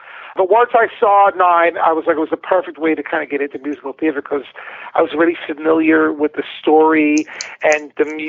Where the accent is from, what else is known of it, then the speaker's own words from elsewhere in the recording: New York City, New York, United States; I am from Bensonhurst, Brooklyn, specifically, and I actually grew up in a really cool block